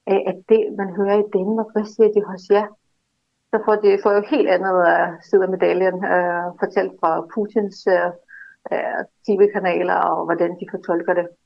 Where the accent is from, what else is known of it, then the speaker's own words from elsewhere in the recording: Russia; now in Denmark; jeg kommer fra Rusland.